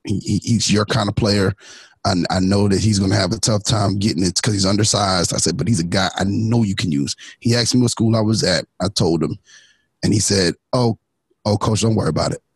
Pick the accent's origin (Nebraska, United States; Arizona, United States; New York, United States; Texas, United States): New York, United States; New York City; moved away; also born or lived in Orange, New Jersey; I'm from Brooklyn